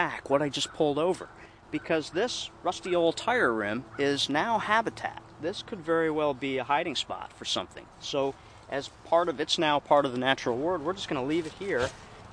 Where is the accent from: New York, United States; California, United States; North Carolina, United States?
New York, United States; Circleville; also born or lived in Sullivan County, New York; when I was a child growing up in Circleville in Orange County